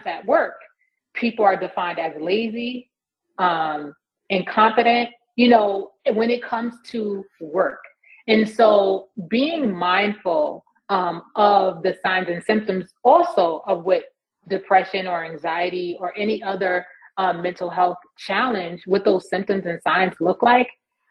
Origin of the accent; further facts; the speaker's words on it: New York, United States; moved away; I'm originally from New York